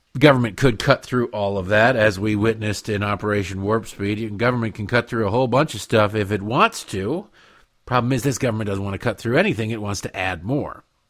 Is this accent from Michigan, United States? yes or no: yes; Detroit, Michigan, United States; moved away; where I grew up in Detroit